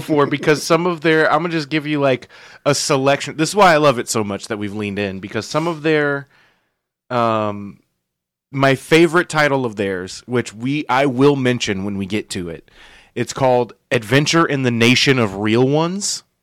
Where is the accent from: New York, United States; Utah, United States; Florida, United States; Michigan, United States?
Florida, United States; Yulee; I grew up, you know, in Yulee here